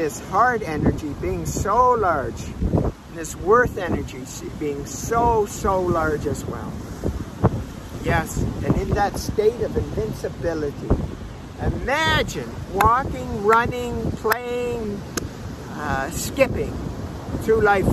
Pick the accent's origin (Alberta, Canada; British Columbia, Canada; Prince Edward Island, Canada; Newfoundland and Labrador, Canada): Prince Edward Island, Canada; moved away as an adult; also born or lived in Calgary, Canada; now in Mexico; I moved back from Calgary to Prince Edward Island, where I'm from.